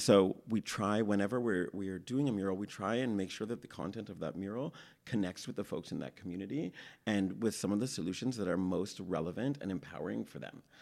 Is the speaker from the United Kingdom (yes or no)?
no; Toronto, Ontario, Canada; growing up in Toronto